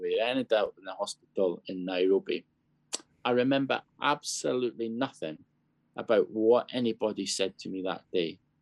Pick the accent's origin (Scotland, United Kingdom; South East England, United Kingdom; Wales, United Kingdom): Scotland, United Kingdom; also born or lived in Bangladesh / Kenya / Zambia; now in London, United Kingdom; I grew up in Scotland